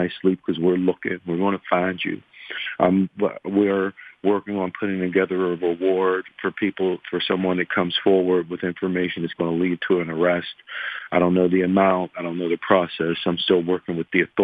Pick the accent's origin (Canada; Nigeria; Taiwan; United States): United States; McKeesport, Pennsylvania; I'm from McKeesport